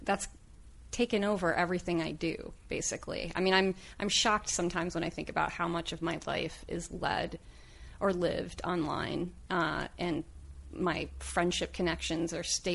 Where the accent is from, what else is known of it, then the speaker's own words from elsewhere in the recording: Oak Park, Illinois, United States; also born or lived in Upland, California / Marion, Alabama; now in Los Angeles, United States; we moved up to Oak Park, Illinois, when I was about 9 or 10